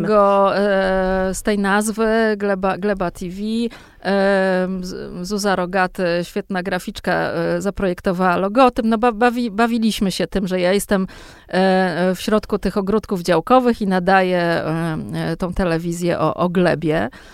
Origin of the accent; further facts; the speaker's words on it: Warsaw, Masovian Voivodeship, Poland; z tego mojego dzieciństwa na tym Grochowie